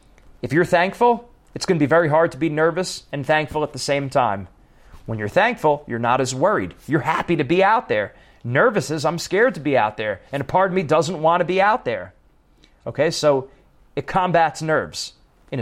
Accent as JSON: {"language": "English", "region": "East Coast", "country": "United States", "moved": "yes", "said": "I'm from the East Coast, so I say things like walk, talk, coffee, chocolate"}